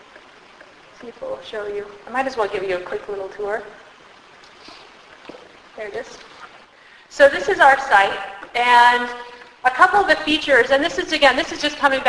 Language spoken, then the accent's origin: English; Tennessee, United States; now in Virginia, United States; I grew up in Tennessee. I live in Virginia